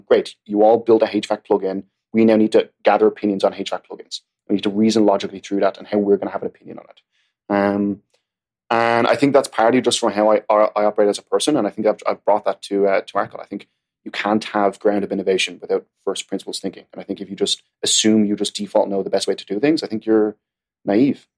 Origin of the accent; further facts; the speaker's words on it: Ireland; now in New York City, United States; I'm Irish